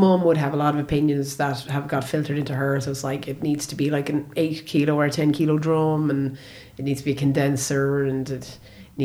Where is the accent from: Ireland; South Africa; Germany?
Ireland; I'm Irish